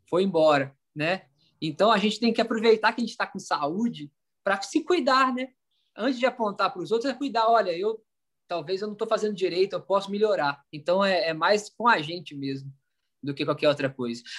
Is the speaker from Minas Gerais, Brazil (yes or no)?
yes; Minas Gerais, Brazil; Porque eu sou mineiro, conheci … com 14 anos